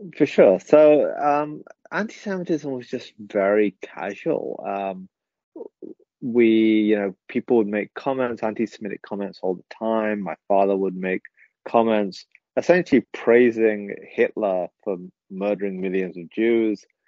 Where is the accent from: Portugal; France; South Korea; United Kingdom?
United Kingdom; England; first language English; I was born in England, so British. You know that that is the only country I've known. English is my first language